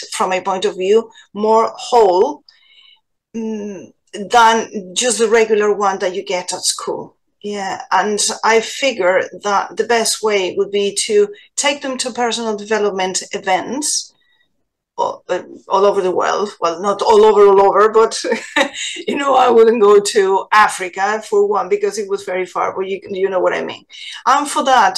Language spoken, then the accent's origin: English; Spain; now in Ireland; I am from Spain originally